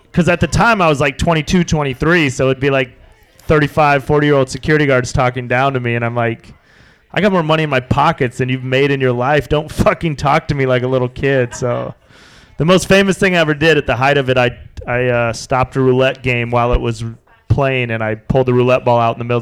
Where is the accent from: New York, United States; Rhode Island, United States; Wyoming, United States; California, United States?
Wyoming, United States; moved away as an adult; also born or lived in Las Vegas; I was 22 from Wyoming